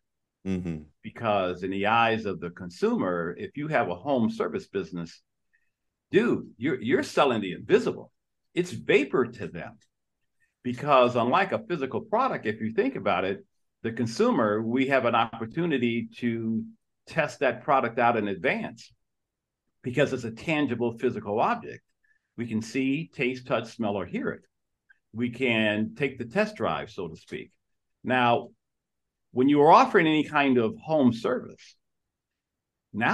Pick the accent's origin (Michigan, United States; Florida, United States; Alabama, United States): Michigan, United States; Detroit; I was born and raised in Detroit, Michigan